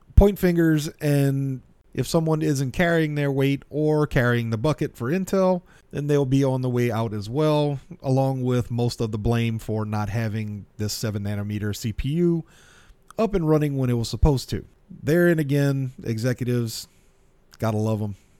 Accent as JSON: {"language": "English", "region": "South Louisiana", "country": "United States", "said": "I'm from South Louisiana."}